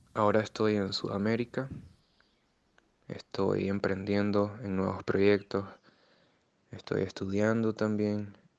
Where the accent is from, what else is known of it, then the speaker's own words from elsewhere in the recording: Nicaragua; moved away as an adult; El día que me fui de Nicaragua